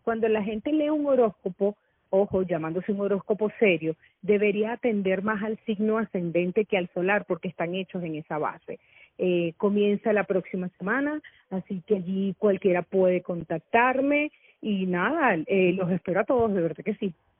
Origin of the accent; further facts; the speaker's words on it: Caracas, Capital District, Venezuela; yo nací en Caracas